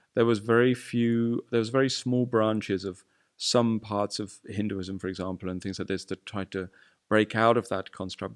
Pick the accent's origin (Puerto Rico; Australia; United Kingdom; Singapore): United Kingdom; I'm British